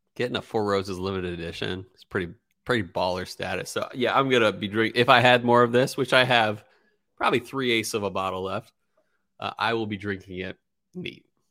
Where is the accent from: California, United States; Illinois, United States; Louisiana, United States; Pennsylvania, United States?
Pennsylvania, United States; Philadelphia; a Philadelphian myself